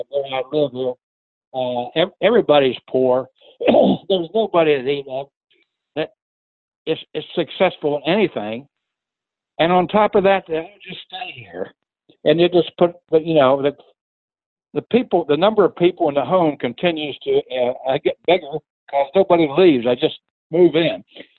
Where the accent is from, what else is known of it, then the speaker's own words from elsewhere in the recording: Appalachia, United States; I grew up in Appalachia, so I knew what poor was.